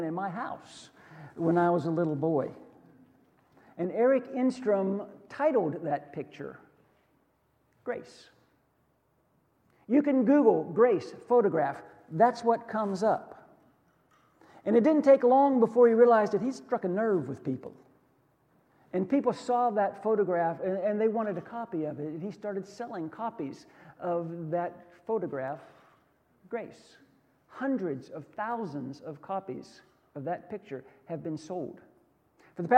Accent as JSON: {"language": "English", "country": "United States", "tie": "born or raised there", "said": "I was born in America"}